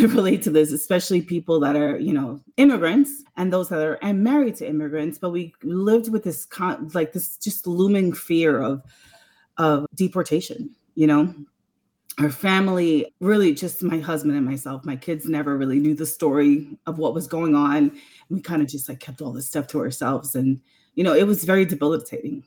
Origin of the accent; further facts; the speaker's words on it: New York City, New York, United States; we were, you know, latchkey kids growing up in New York City